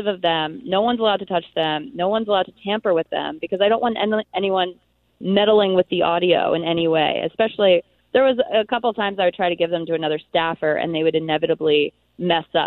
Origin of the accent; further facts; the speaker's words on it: Philadelphia, Pennsylvania, United States; I'm from Philadelphia